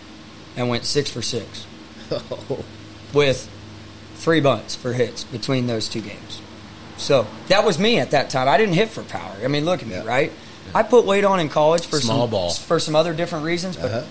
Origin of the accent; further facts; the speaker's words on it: Raymore, Missouri, United States; also born or lived in Little Rock, Arkansas; I'm coming from Raymore, Missouri